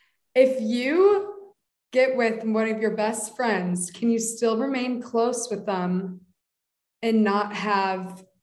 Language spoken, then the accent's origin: English; San Francisco Bay Area, California, United States; moved away as an adult; now in Ohio, United States; I'm from the Bay Area.